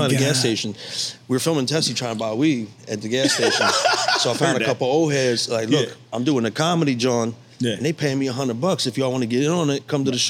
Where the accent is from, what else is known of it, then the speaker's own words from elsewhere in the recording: Bensalem, Pennsylvania, United States; moved away as an adult; also born or lived in Northeast Philadelphia, Pennsylvania; now in South Jersey, United States; I was born in Northeast, grew up in Bensalem